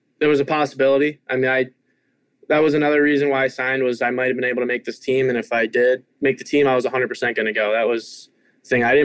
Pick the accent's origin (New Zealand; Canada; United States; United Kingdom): United States; Richmond, Virginia; moved away; growing up in Richmond.